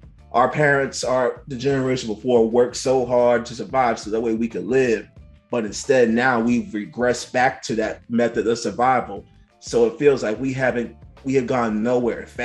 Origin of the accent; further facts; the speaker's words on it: New York City, New York, United States; I grew up in Bed-Stuy